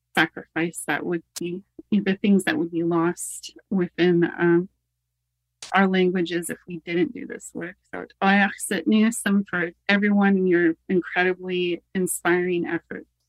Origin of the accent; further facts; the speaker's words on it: United States; moved away as an adult; now in Canada; born in the in the States